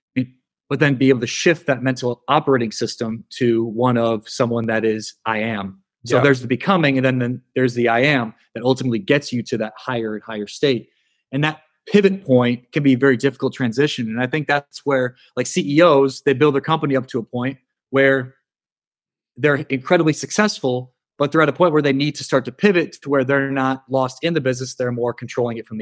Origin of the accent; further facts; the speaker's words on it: South Dakota, United States; I'm from South Dakota, so we speak like